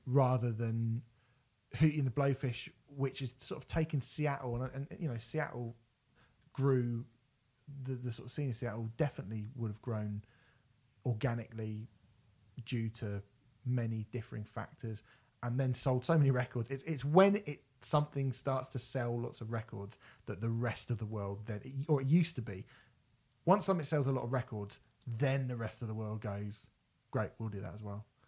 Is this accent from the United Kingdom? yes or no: yes; United Kingdom; as British people